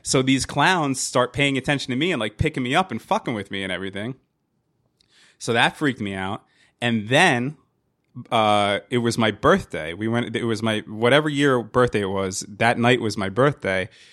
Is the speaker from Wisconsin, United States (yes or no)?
no; Hazlet, New Jersey, United States; also born or lived in Wildwood, New Jersey / Staten Island, New York / Yonkers, New York; when I was three, we moved to uh, to, uh, to Hazlet, New Jersey